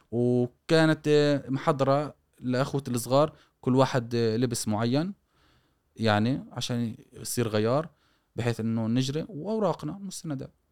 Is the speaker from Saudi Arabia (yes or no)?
no; Gaza, Gaza Strip, Palestine; born there; ايش مفهوم انه انت من وين مش انولدت في غزه فقط يعني إيه طب اصولك من وين جايه